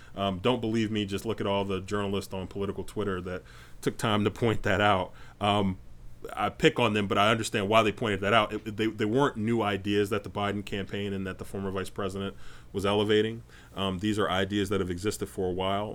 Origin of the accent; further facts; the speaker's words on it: North Carolina, United States; moved away; I spent about nine years growing up in North Carolina